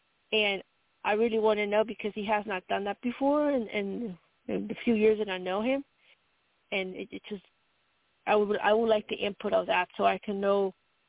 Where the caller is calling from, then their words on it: Colorado, United States; from Colorado.